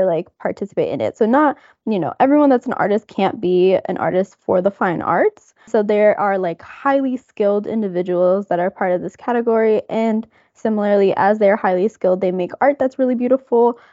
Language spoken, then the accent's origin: English; United States; I'm from the United States